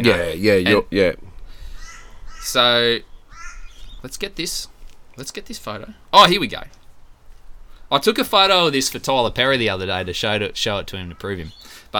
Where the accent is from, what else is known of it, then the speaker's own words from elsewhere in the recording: Gracemere, Queensland, Australia; also born or lived in Rockhampton; I was born in Rocky, and then they moved to Gracemere when I was about 2.